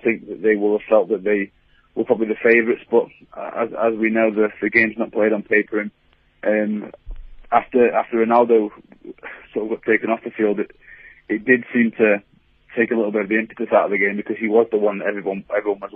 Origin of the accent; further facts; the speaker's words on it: England, United Kingdom; English fans